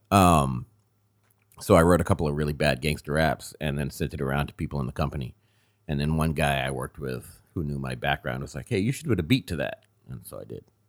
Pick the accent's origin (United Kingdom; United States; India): United States; Andover, Massachusetts; also born or lived in Gloucester, Massachusetts; I grew up about twenty miles north of here. uh, Andover